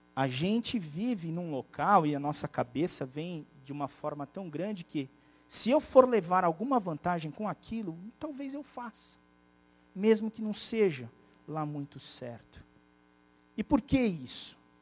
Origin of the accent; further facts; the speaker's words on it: Brazil; nós brasileiros